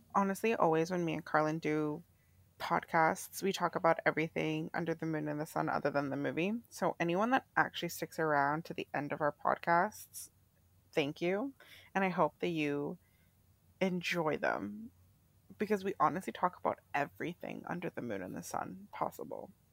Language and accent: English; Canada; I'm Canadian